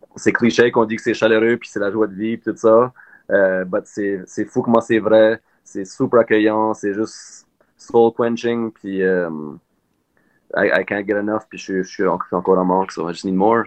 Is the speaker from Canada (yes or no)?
yes; Moncton, New Brunswick, Canada; moved away; ça fait 10 ans que je, suis pas à Moncton